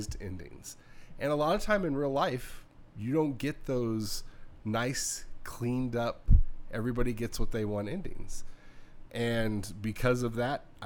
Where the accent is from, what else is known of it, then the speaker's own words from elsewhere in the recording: Southern California, United States; now in Midwest, United States; I may have been born here and currently live in the Midwest, but I grew up in Southern California